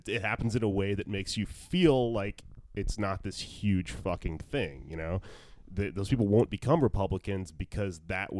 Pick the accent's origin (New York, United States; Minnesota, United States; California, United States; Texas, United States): Texas, United States; I grew up in Texas